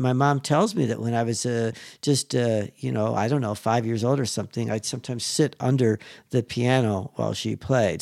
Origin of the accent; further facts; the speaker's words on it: Chicago, Illinois, United States; I'm from Chicago.